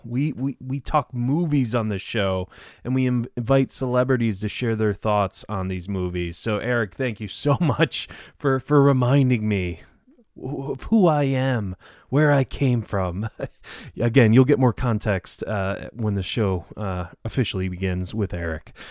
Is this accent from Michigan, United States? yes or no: yes; Detroit, Michigan, United States; now in Tampa, United States; I'm from Detroit originally